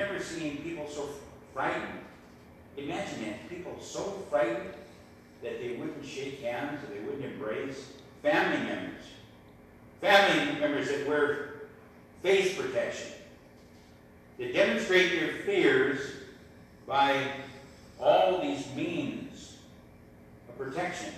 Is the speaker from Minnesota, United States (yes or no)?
yes; Eagle Bend, Minnesota, United States; Eagle Bend, my hometown.